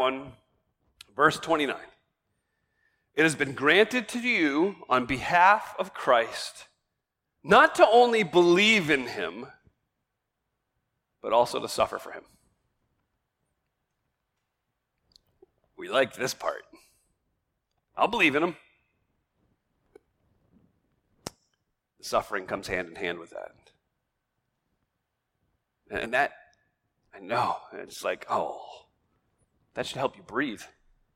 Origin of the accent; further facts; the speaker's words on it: United States; we as American believers